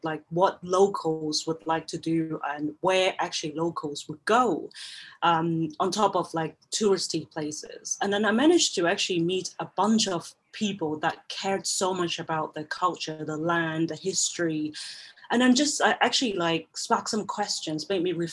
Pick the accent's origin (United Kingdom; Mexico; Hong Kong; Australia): Hong Kong; I was born and grew up in Hong Kong, born and bred in Hong Kong